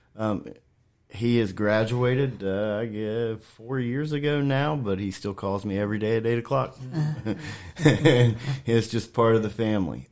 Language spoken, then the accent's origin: English; Washington Court House, Ohio, United States; moved away as an adult; now in Shenandoah Valley, United States; I'm originally from Washington Courthouse, Ohio. It's a small town south of Columbus